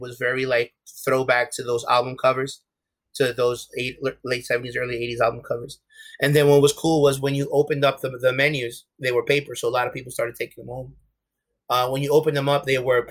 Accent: New York, United States; My parents are both from Ecuador. I'm first generation Ecuadorian American. But I grew up in Harlem

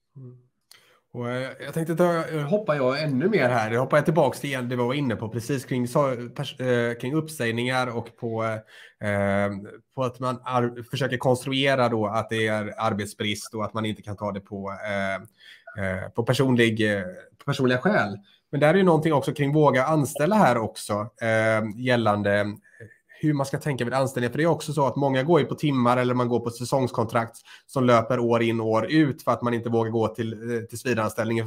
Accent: Lerum, Västra Götaland, Sweden; Både Johan och jag kommer från Lerums kommun

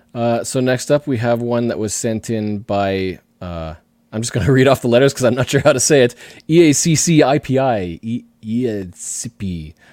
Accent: Ohio, United States; taken me to many cool new places, mostly in my home state of Ohio.

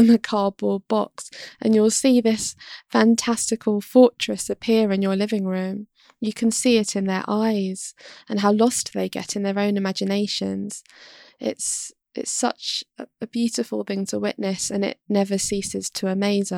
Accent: London, United Kingdom; moved away as an adult; now in Kent, United Kingdom; I was born and raised in London

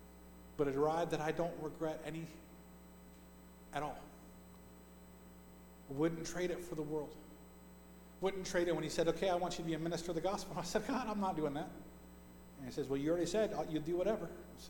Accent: Scotland, United Kingdom; Because you don't realize that I'm Scottish. And if I'm Scottish, I have a temper like crazy

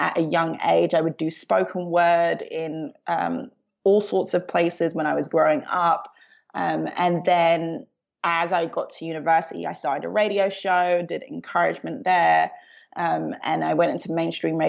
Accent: London, United Kingdom; I was born in London, Southeast London

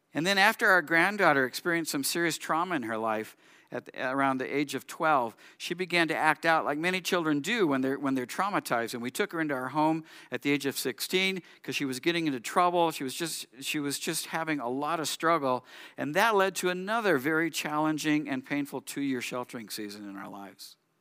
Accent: Southern California, United States; I grew up in Southern California

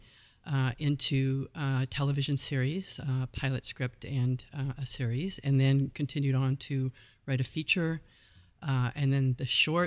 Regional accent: Calgary, Alberta, Canada; moved away; also born or lived in New York; I grew up in Calgary, Alberta, Canada

